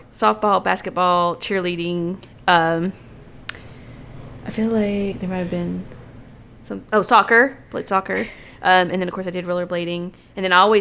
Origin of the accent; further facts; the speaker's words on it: the South, United States; we are from the South